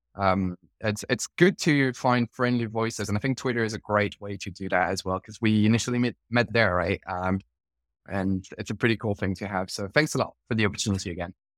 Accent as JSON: {"language": "English", "country": "France", "moved": "yes", "said": "I'm originally from France"}